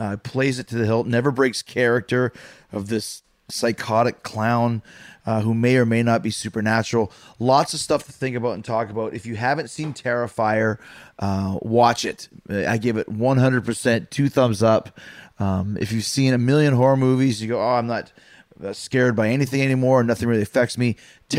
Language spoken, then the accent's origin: English; Canada; moved away; I'm from Canada.